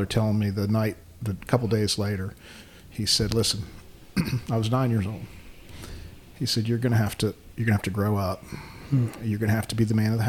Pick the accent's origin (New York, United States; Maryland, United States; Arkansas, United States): Maryland, United States; Baltimore; now in Forsyth County, North Carolina, United States; I grew up in Baltimore.